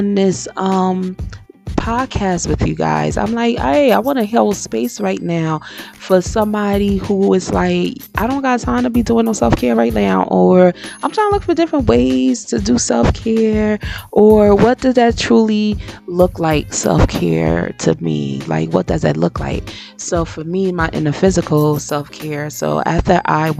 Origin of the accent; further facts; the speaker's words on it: Paterson, New Jersey, United States; moved away; where I grew up in Patterson